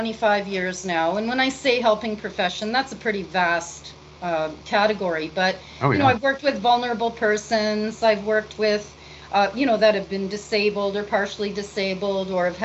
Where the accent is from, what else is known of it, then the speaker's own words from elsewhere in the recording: Canada; as a Canadian